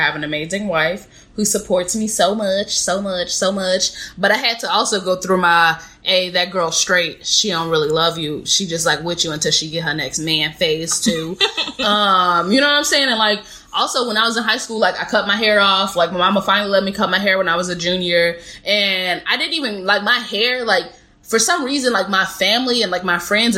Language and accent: English; Chicago, Illinois, United States; moved away; I'm from Chicago